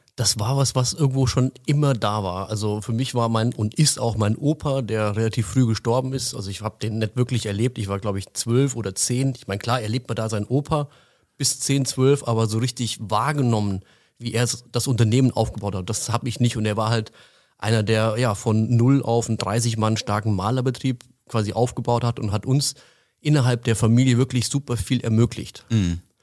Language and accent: German; Frankfurt, Hesse, Germany; now in Allgäu, Germany; Ursprünglich komme ich äh, aus der Frankfurter Ecke. Mich hat es vor einigen Jahren dann ins Allgäu verschlagen